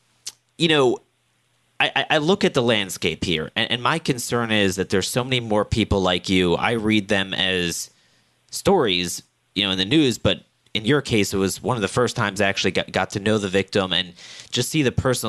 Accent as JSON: {"language": "English", "town": "Annapolis", "region": "Maryland", "country": "United States", "tie": "born or raised there", "said": "my hometown in central Maryland, Annapolis"}